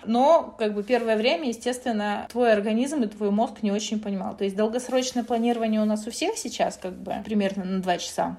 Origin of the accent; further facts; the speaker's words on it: Kazakhstan; also born or lived in Russia; now in Spain; я родилась в Казахстане